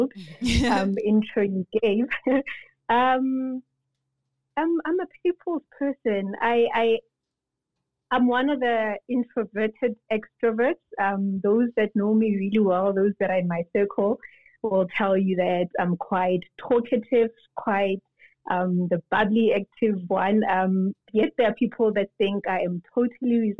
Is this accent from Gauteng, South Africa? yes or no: yes; Soweto, Gauteng, South Africa; also born or lived in Pretoria; I was born and bred in Soweto, grew up there, attended most of my schooling there.